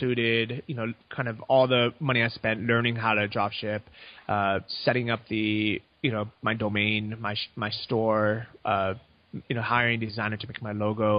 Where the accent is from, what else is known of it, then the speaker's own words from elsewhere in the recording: United States; moved away as an adult; now in Chiang Mai, Thailand; I'm American, I have U.S. bank accounts